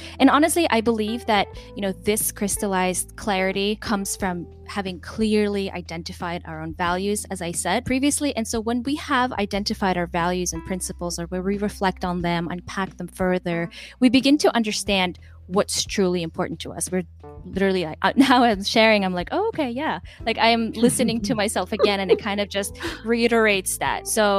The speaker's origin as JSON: {"language": "English", "country": "Macau", "tie": "born or raised there", "also_born_or_lived": "Kyrgyzstan", "said": "My background, you know, I'm from Kyrgyzstan. I grew up in Macau here. My husband's Mexican."}